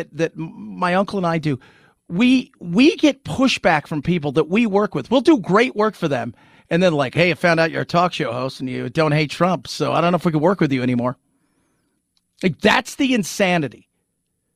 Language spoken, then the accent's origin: English; Long Beach, California, United States; moved away as an adult; now in San Antonio, United States; in Long Beach, where I grew up